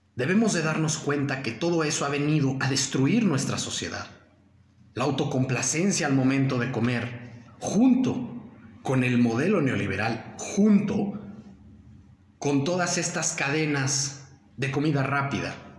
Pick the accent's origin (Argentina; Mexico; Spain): Mexico; nosotros, eh, como mexicanos